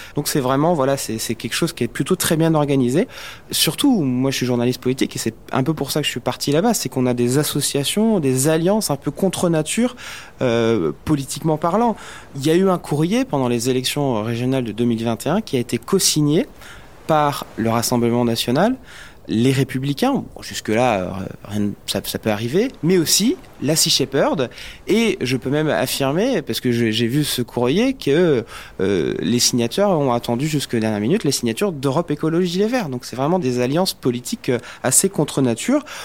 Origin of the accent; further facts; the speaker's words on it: Brittany, France; je suis breton